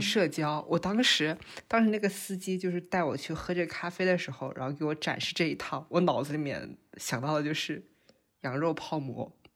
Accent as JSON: {"language": "Chinese", "town": "Yangzhou", "region": "Jiangsu", "country": "China", "also_born_or_lived": "Hong Kong", "moved": "yes", "said": "我是扬州人"}